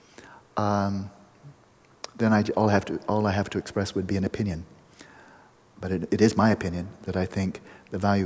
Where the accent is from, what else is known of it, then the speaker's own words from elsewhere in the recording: Pasadena, California, United States; a Vedanta center in Pasadena, my hometown